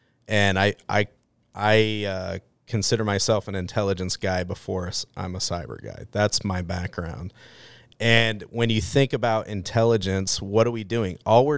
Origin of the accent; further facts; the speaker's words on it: Boise, Idaho, United States; I grew up right here in Boise, Idaho.